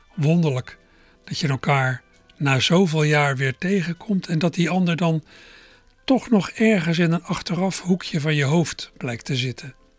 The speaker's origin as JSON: {"language": "Dutch", "town": "Berkel en Rodenrijs", "region": "South Holland", "country": "Netherlands", "tie": "born or raised there", "also_born_or_lived": "Schiebroek, Rotterdam", "moved": "yes", "said": "ik zei dat ik vroeger in Berkel aan Roderijs heb gewoond"}